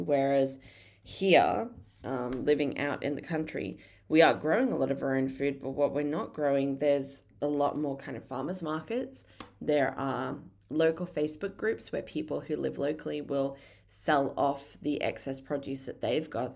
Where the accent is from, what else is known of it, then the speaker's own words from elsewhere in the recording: Brisbane, Queensland, Australia; moved away as an adult; now in Tasmania, Australia; I didn't grow up down here. I grew up in Brisbane. Um, I grew up in just, like, a little suburb on the Bayside in Brisbane.